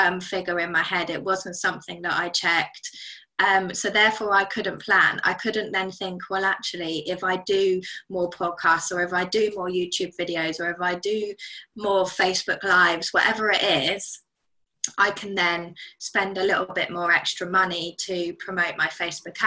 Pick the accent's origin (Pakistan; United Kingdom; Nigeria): United Kingdom; As a British citizen